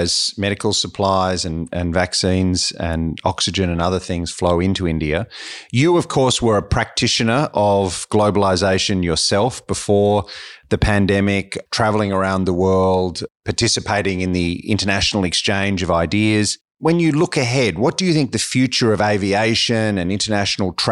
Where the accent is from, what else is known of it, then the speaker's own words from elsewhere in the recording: Australia; as an Australian